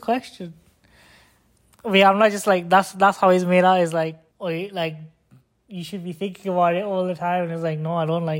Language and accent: English; Bolton, North West England, United Kingdom; moved away as an adult; now in United States; Bolton. I was born in Royal Bolton Infirmary.